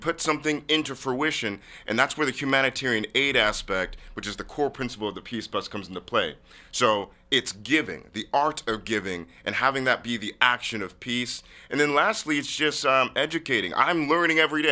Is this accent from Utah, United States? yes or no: no; University Place, Washington, United States; I grew up in University Place, Washington.